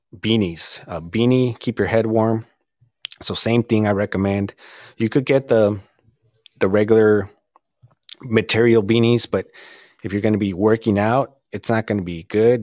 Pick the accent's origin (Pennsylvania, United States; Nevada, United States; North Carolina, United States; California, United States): California, United States; Southern; growing up in Southern California and really not traveling much when I was younger